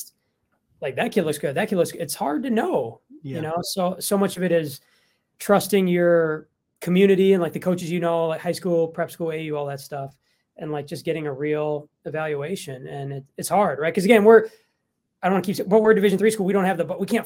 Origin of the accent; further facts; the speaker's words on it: Minnesota, United States; I'm from Minnesota. I've been born here my whole life, never left